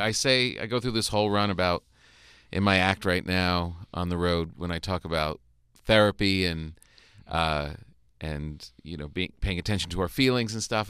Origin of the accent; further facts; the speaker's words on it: New Jersey, United States; moved away; my area where I grew up in North Jersey was what it was